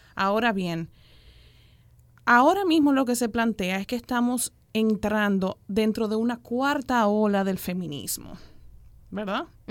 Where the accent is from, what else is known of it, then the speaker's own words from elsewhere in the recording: Dominican Republic; yo tengo como mujer dominicana y caribeña